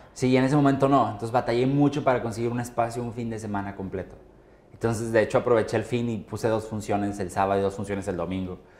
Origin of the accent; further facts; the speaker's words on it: Monterrey, Nuevo León, Mexico; soy de Monterrey